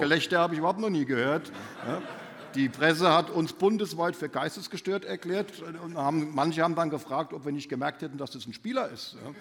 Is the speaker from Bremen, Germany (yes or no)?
no; Mainz, Rhineland-Palatinate, Germany; moved away; Mainz wird doch immer meine Heimat bleiben. Also meine Eltern wohnen in Mainz